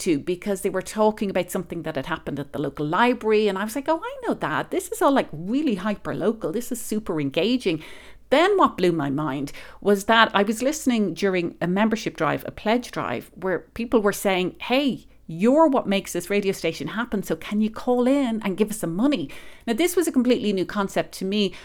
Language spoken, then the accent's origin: English; Ireland; moved away as an adult; now in Colorado, United States; I'm originally from Ireland